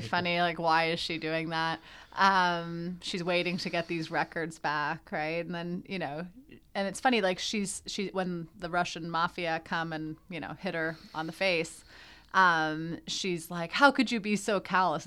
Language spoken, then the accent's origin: English; Canada; We're Canadian